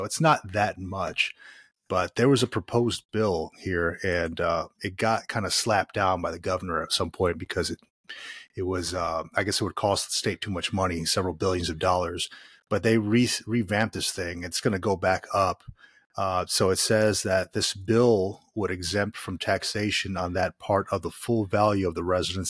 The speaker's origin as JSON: {"language": "English", "region": "Florida", "country": "United States", "tie": "born or raised there", "said": "You know, I grew up in Florida. There's no property taxes."}